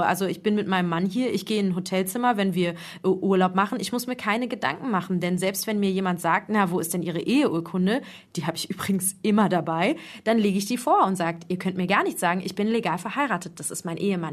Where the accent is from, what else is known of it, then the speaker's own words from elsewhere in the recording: Germany; now in Morocco; ich bin ja Deutsche